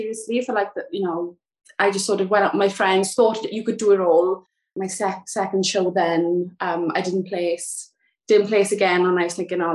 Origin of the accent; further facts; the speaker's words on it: South Wales, United Kingdom; moved away as an adult; now in Kent, United Kingdom; I'm from South Wales, but I moved to Kent